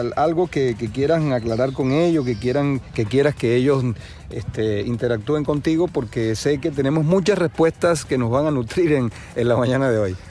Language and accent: Spanish; Margarita Island, Nueva Esparta, Venezuela; moved away; los que venimos de Venezuela pues especialmente de la isla de Margarita